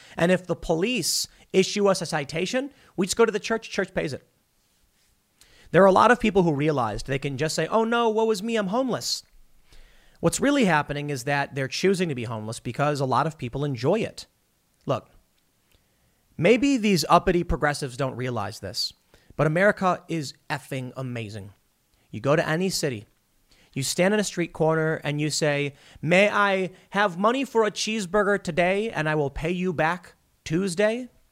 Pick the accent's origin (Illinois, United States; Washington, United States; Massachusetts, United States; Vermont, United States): Illinois, United States; Chicago; moved away; I come from the city. I grew up in Chicago